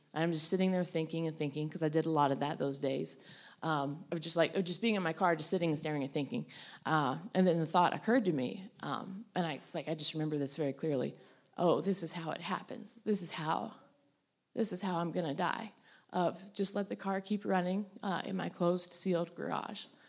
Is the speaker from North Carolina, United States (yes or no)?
yes; North Carolina, United States; I grew up in North Carolina